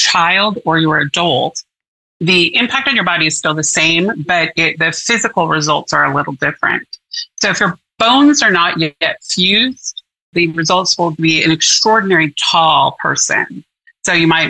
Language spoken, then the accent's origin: English; Portland, Oregon, United States; I was born and raised in Portland, Oregon, and I've been here all my life